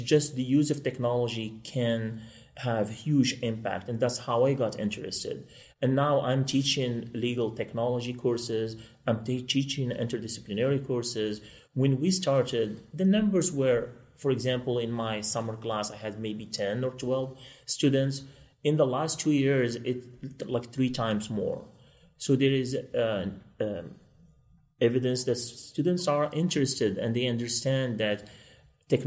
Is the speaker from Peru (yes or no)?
no; Morocco; moved away as an adult; now in Kansas City, United States; I'm originally from Morocco, and I won a lottery to come to this beautiful country